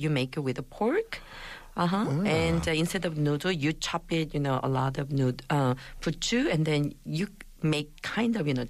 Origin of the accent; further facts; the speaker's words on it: Gangwon, South Korea; English is a second language; So, like, because we eat a lot of gamja, so people used to call Gangwon province people as gamja bao.